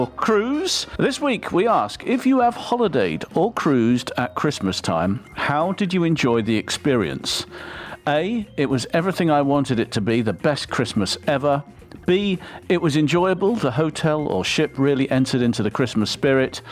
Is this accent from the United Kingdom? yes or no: yes; England, United Kingdom; now in Hungary; No, I'm English.